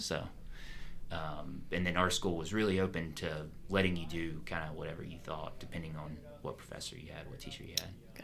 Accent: Pensacola, Florida, United States; now in Jacksonville, United States; I grew up outside of Pensacola

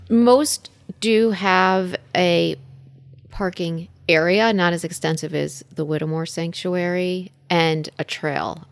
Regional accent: Middlebury, Connecticut, United States; now in Woodbury, United States; I grew up in Middlebury, and I live in Woodbury with my husband, dog, and son.

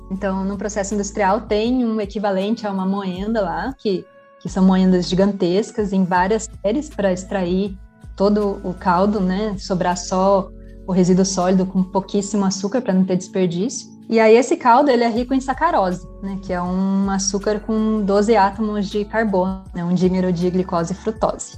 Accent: Taubaté, São Paulo, Brazil; also born or lived in Santos / Campinas; Eu nasci em Santos, no estado de São Paulo, mas eu moro em Taubaté. Eu cresci aqui

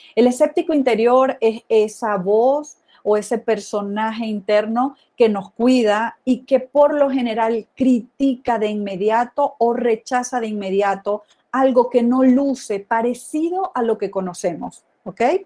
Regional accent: Venezuela; moved away as an adult; also born or lived in Mexico / Italy / Ireland / United States; now in Guadalajara, Mexico; Soy venezolana y en los últimos veinte años he vivido fuera de Venezuela, aquí en México, en Italia, en Irlanda y en los Estados Unidos

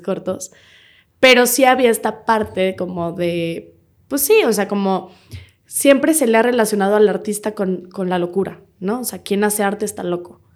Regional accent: Querétaro, Mexico; moved away as an adult; now in Mexico City, Mexico; yo nací en Querétaro, toda mi familia es de Querétaro

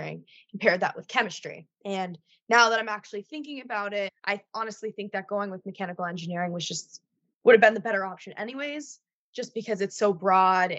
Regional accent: New England, United States; I am from New England.

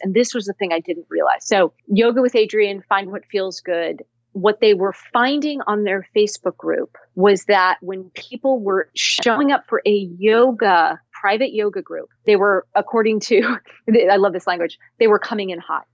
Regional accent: Cupertino, California, United States; I grew up in Cupertino, uh, California

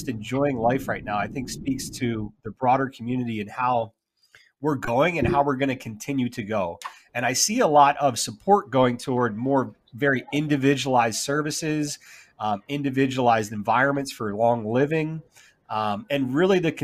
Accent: Philadelphia, Pennsylvania, United States; now in Alabama, United States; I grew up in Philadelphia, and I would come down here and visit my grandparents during the summers

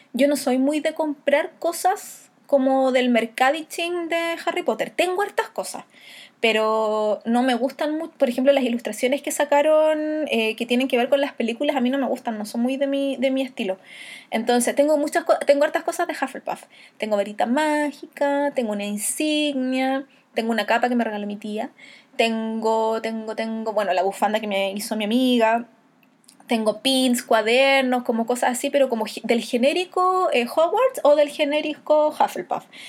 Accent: Chile; Y yo cuando le digo de Chile

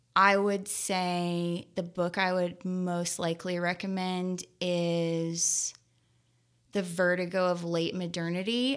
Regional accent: Skillman, New Jersey, United States; moved away; also born or lived in Lexington, Kentucky; I grew up in Skillman, New Jersey and Lexington, Kentucky, about half and half.

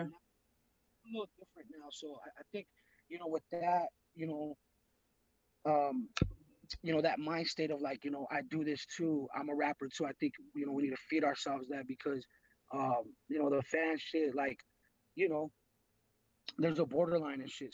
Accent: Los Angeles, California, United States; I hail from the San Fernando Valley, Los Angeles hip hop.

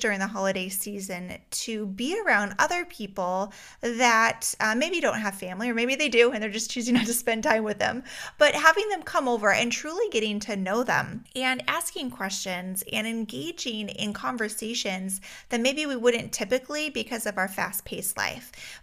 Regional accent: Alaska, United States; moved away; I grew up in Alaska

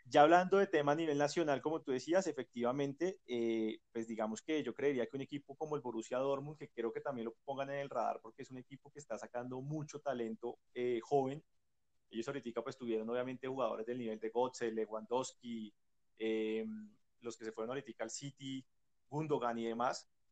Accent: Colombia

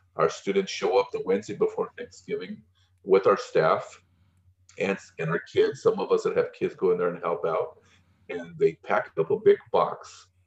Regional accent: Pico Rivera, California, United States; I grew up in Pico Rivera.

